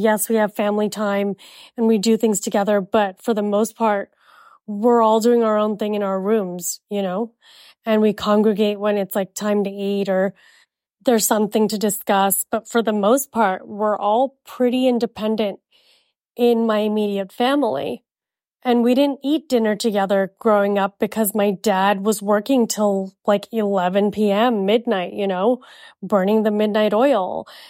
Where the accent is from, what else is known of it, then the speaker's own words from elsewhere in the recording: Jakarta, Indonesia; also born or lived in India; now in United States; I was born in India and I was raised in Jakarta, Indonesia, we're very British at home.